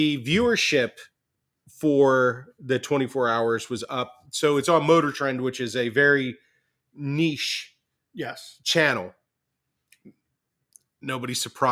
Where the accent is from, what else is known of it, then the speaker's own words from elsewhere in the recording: United States; I had a lot of pride as an American.